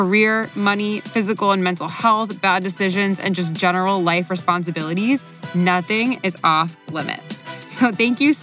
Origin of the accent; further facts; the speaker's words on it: Florida, United States; moved away as an adult; now in Los Angeles, United States; I grew up in Florida, and after 18 years of growing up on the beach